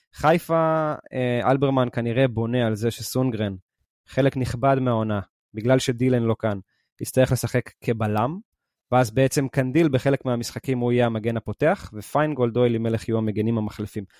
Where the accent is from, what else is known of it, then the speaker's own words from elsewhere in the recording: Israel; אנחנו הישראלים